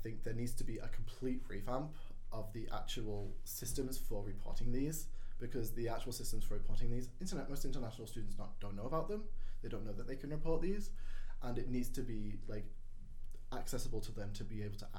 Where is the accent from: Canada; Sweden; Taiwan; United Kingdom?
United Kingdom; Wales; moved away as an adult; now in Northern Ireland; I'm not from Northern Ireland, I'm not from Ireland. I am a Welsh student. I come from Wales and I speak Welsh pretty well. It's been a long time. But I can speak and read and write Welsh, and for me, Welsh is a very close thing to my heart, having that Welsh identity.